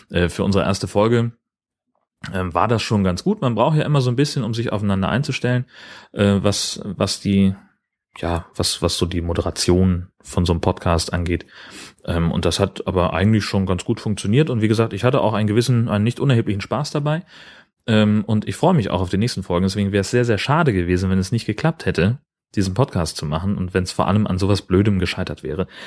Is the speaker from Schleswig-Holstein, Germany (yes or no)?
yes; Schleswig-Holstein, Germany; Gemeinsamkeiten und Unterschiede zwischen Dithmarschen, wo ich herkomme, und dem Allgäu, wo sie herkommt, zu sprechen.